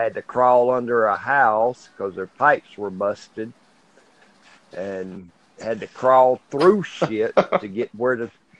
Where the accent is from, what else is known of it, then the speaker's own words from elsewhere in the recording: Plains, Georgia, United States; I'm from Plains, Georgia.